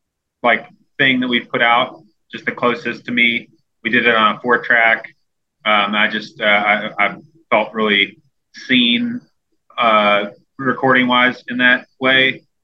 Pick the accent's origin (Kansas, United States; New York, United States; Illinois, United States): Illinois, United States; Chicago; moved away as an adult; also born or lived in Birmingham, Alabama; now in Nashville, United States; I grew up in Chicago.